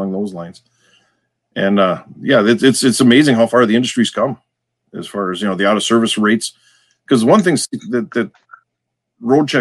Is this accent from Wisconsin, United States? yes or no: yes; Wisconsin, United States; accent: Wisconsin; we have our own version of English here, in case you hadn't noticed from my accent.